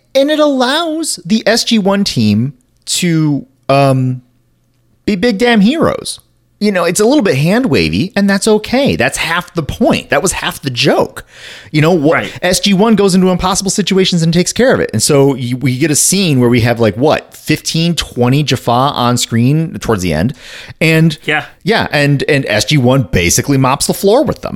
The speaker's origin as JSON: {"language": "English", "region": "northern lower Michigan", "country": "United States", "tie": "born or raised there", "said": "I grew up in northern lower Michigan."}